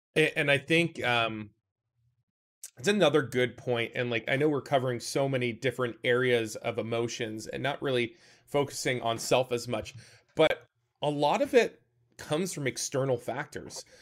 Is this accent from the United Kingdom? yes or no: no; Canada; I'm from Canada